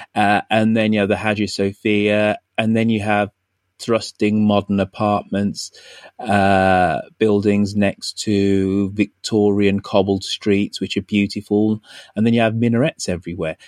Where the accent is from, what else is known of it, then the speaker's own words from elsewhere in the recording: Birmingham, West Midlands, United Kingdom; I grew up in in Birmingham. So Birmingham, relatively big city in the UK